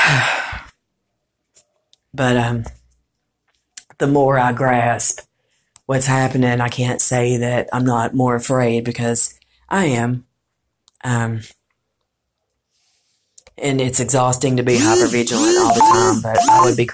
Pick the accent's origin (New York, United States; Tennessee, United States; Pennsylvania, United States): Tennessee, United States; Morristown; I'm from Morristown